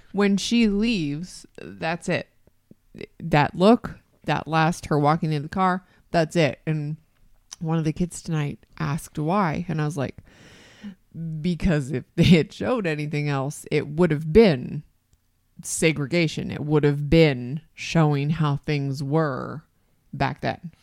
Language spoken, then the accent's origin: English; Canada; As a Canadian